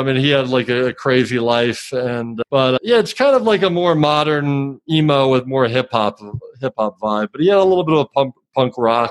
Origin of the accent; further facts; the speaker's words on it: Philadelphia, Pennsylvania, United States; I grew up in Philly.